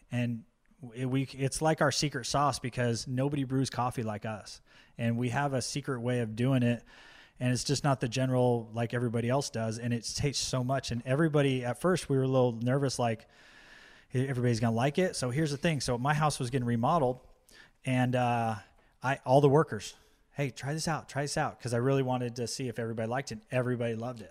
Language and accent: English; Orange County, California, United States; now in Poway, United States; when I was growing up in Orange County, uh, when we moved up there